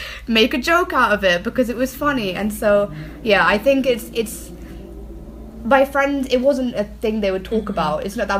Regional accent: England, United Kingdom; somebody that is like an Indian person who's been born and raised in England

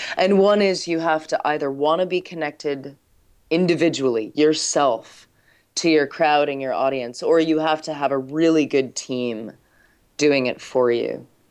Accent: United States; as an American

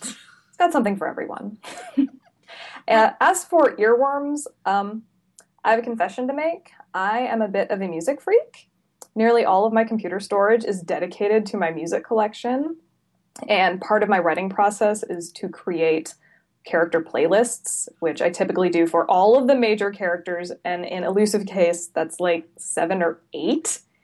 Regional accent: Salem, Oregon, United States; I'm originally from Salem, which is about an hour south of Portland.

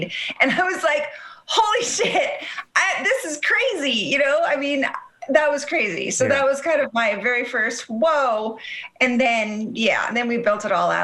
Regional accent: Colorado, United States; also born or lived in Texas; I ended up going to Colorado when I was little because my dad was in oil and gas

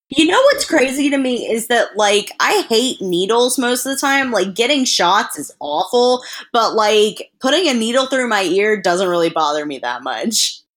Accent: the South, United States; I grew up in the South

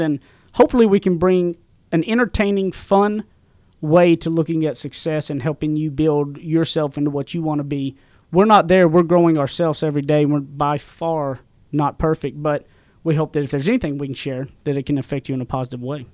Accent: East Texas, United States; accent: Southern; I come from East Texas, way out in the sticks. I graduated public high school with twenty-three people. I grew up with a phenomenal mom and dad

